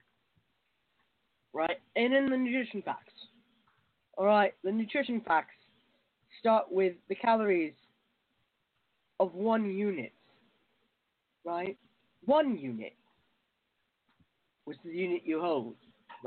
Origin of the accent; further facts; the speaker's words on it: United Kingdom; I'm a Brit.